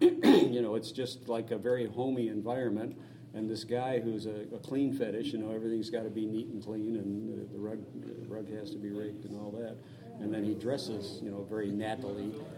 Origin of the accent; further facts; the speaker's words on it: Arkansas, United States; now in Alabama, United States; I was born in Arkansas.